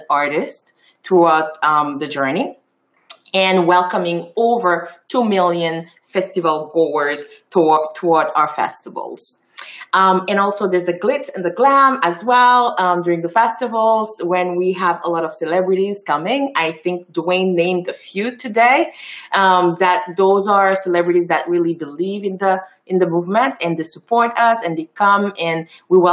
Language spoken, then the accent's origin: English; Haiti; first language Haitian Creole; English is a second language; moved away as an adult; now in Montreal, Canada; I was born and raised in Haiti. So I'm a product of Haiti.